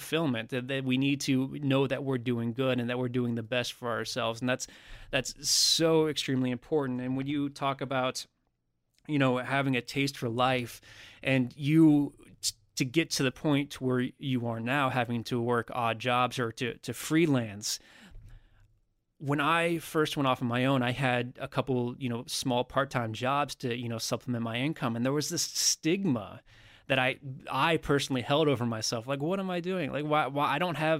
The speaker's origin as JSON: {"language": "English", "country": "United States", "tie": "born or raised there", "said": "somebody who was born and raised and lived in America my entire life"}